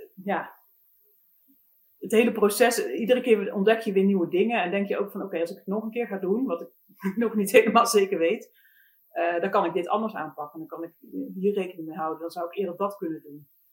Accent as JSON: {"language": "Dutch", "town": "Eindhoven", "region": "North Brabant", "country": "Netherlands", "tie": "born or raised there", "moved": "yes", "said": "ik kom oorspronkelijk zelf uit Eindhoven"}